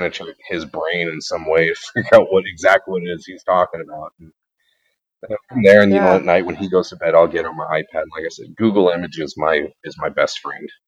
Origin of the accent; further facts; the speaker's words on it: Reedsport, Oregon, United States; Reedsport, which I know it's my hometown